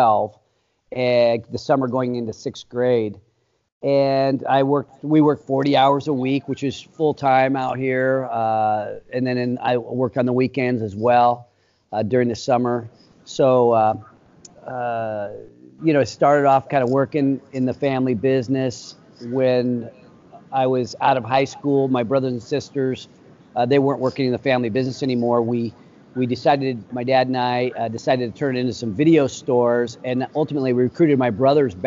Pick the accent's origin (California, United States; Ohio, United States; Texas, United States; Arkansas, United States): California, United States; Sacramento; I've lived in this town my entire life. It's actually a suburb of California, or excuse me, of Sacramento